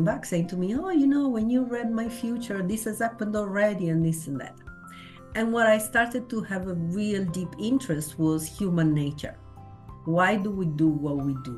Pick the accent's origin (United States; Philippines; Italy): Italy; I was born in Italy in 1965